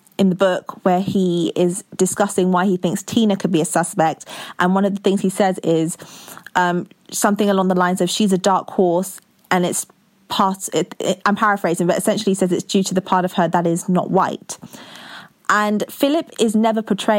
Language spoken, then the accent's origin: English; London, United Kingdom; I'm in my 20s and I'm from London.